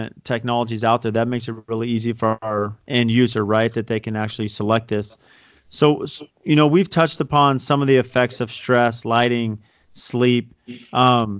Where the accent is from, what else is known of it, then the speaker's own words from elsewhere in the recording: San Diego, California, United States; now in Arizona, United States; I grew up in San Diego